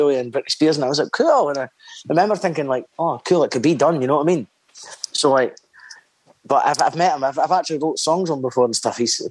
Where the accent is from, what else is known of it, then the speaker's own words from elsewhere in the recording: Dundee, Scotland, United Kingdom; being from Dundee